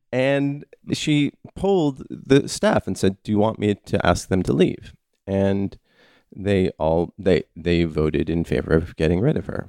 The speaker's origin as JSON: {"language": "English", "country": "United States", "said": "as an American"}